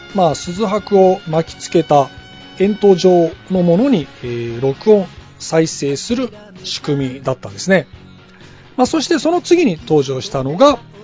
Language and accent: Japanese; Aso, Kumamoto, Japan; moved away; 私の地元熊本の阿蘇